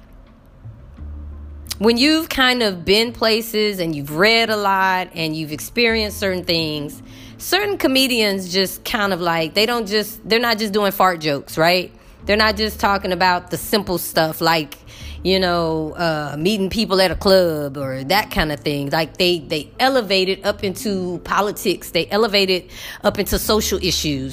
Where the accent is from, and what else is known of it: United States; now in Egypt